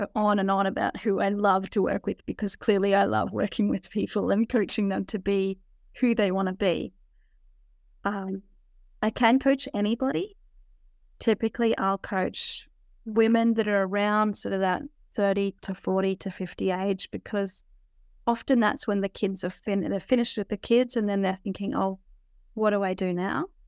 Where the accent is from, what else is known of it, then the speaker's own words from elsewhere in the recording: Australia; I'm an Aussie